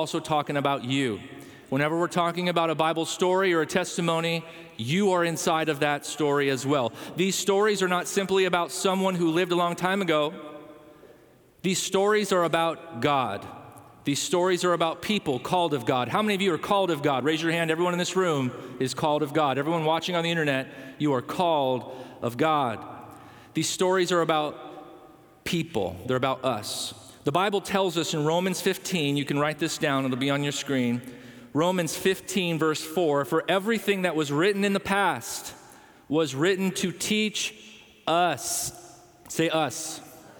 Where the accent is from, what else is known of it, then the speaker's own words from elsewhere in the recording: Chicago, Illinois, United States; moved away; I was from Chicago.